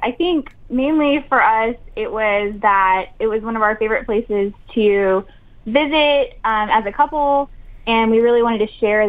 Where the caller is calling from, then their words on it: Houston, Texas, United States; We're in Houston, Texas.